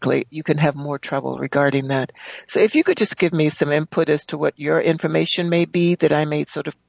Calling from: Palmdale, California, United States; I'm calling from Palmdale, California.

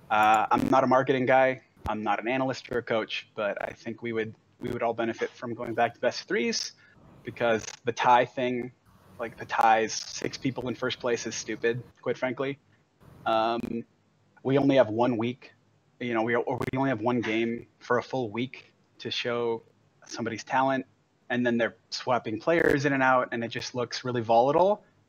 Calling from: Greenville, North Carolina, United States; I'm calling from Greenville, North Carolina.

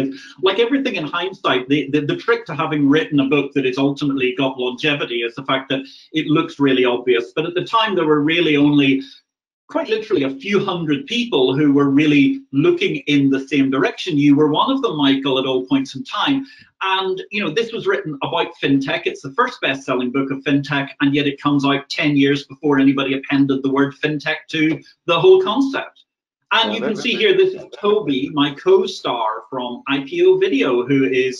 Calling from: Valletta, South Eastern Region, Malta; I'm speaking to you today from the ancient capital of Malta, Valletta. I'm sitting actually in a Maltese balcony

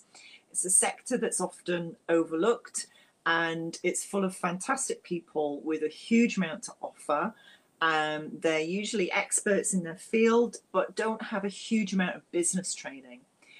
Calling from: Edinburgh, Scotland, United Kingdom; I'm speaking from Edinburgh in a very dark, rainy Scotland.

